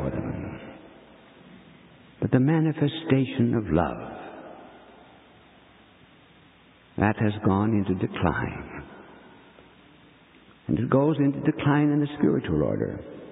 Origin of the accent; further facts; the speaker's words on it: United States; we American bishops